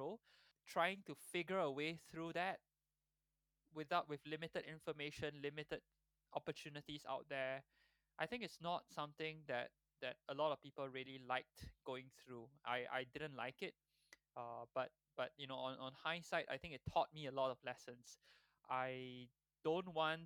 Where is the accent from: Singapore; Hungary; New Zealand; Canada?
Singapore; moved away as an adult; also born or lived in Dubai; growing up in Singapore